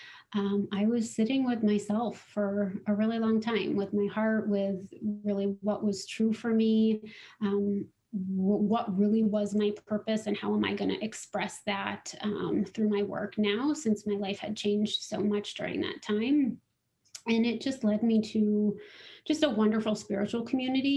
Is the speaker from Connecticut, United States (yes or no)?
no; Littleton, Colorado, United States; I grew up in Littleton, Colorado